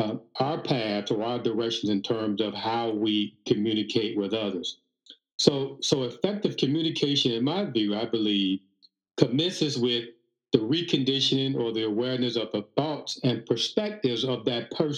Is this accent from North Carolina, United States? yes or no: no; Chicago, Illinois, United States; this is the way we talk, where I'm from, you know, I'm from Chicago, what have you.